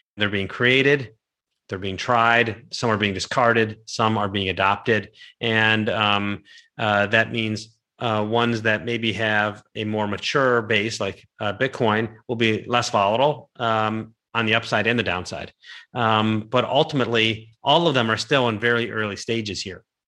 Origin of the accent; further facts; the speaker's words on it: Cleveland, Ohio, United States; I'm from Cleveland